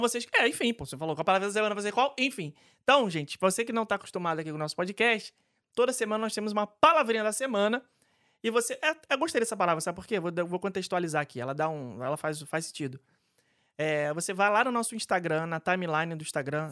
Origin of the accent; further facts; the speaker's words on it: Rio de Janeiro, Brazil; adoro casa de festa no subúrbio do Rio de Janeiro. É, inclusive, frequentei várias porque é onde eu fui criado